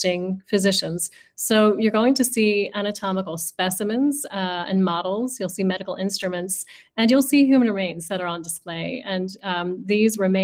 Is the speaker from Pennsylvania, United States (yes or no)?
yes; Philadelphia, Pennsylvania, United States; I grew up in Philadelphia as well